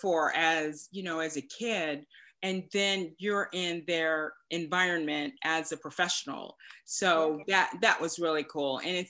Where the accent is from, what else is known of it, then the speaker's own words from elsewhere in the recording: Dallas, Texas, United States; born there; I was born in Dallas before we started this crazy moving around for the military.